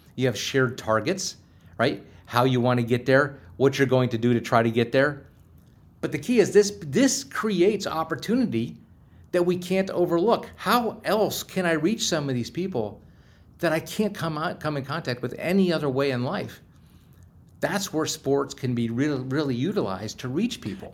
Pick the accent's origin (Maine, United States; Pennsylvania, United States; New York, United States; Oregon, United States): Pennsylvania, United States; Pittsburgh; also born or lived in Cincinnati; I'm from Pittsburgh